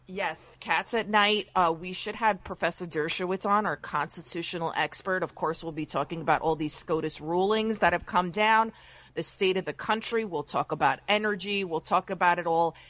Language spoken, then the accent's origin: English; Westchester, New York, United States; I'm from Westchester